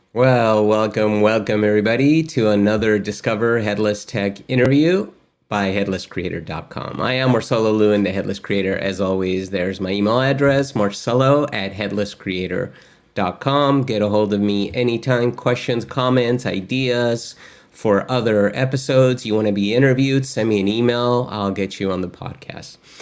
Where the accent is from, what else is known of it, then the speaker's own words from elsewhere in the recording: Argentina; I'm actually from Argentina